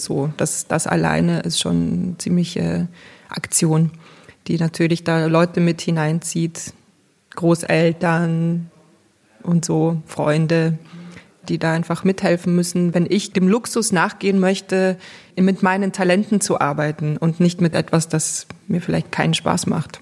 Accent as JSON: {"language": "German", "country": "Belarus", "moved": "yes", "said": "ich komme aus Weißrussland, also aus der Sowjetunion ehemals"}